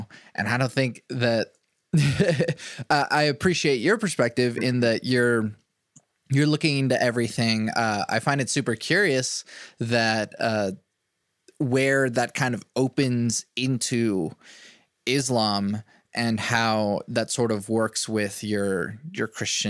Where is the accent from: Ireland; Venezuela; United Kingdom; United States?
Venezuela; I was born in Venezuela.